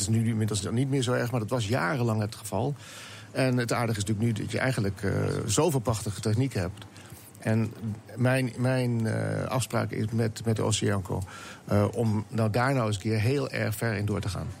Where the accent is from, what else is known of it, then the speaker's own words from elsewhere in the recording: Netherlands; als Nederlander